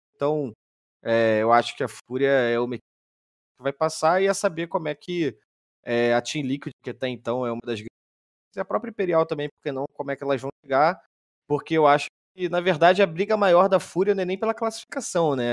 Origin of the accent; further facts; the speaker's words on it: Rio de Janeiro, Brazil; eu sou carioca.